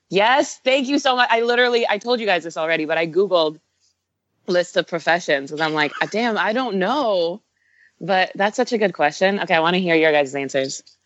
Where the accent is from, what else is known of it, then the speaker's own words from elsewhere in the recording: Bay Area, California, United States; also born or lived in Israel; I grew up in the Bay Area